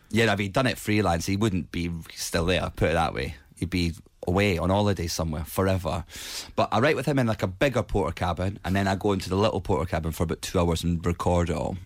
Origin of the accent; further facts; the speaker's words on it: Edinburgh, Scotland, United Kingdom; Edinburgh because it's my hometown